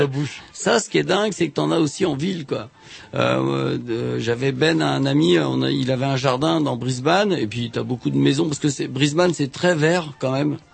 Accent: France; je suis français

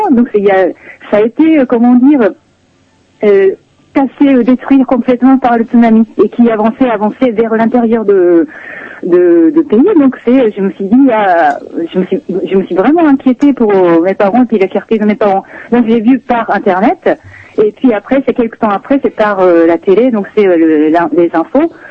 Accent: Sendai, Miyagi, Japan; euh, je suis originaire de Sendai.

